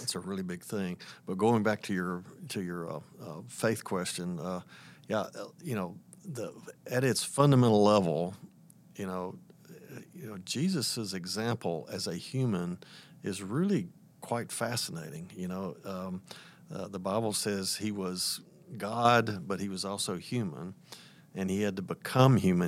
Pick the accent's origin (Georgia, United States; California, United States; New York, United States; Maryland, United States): Georgia, United States; Atlanta; moved away; also born or lived in Tennessee; Atlanta's my hometown.